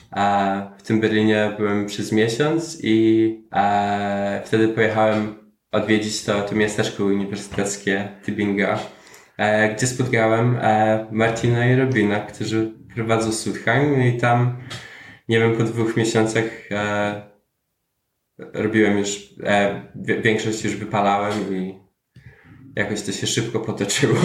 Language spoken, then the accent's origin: Polish; Ireland; moved away as an adult; also born or lived in Poland; now in Germany; dorastałem w Irlandii. Um od 10 roku życia